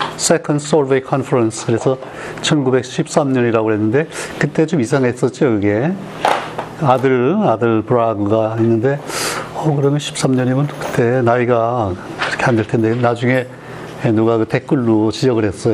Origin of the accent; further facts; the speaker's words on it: South Korea; 나도 우리 한국 사람 중에 하나니까